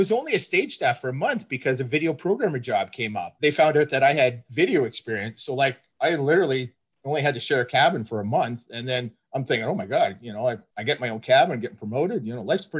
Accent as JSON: {"language": "English", "town": "Vancouver", "region": "British Columbia", "country": "Canada", "moved": "as an adult", "lives_now": "Toronto, Canada", "said": "I'm originally from Vancouver."}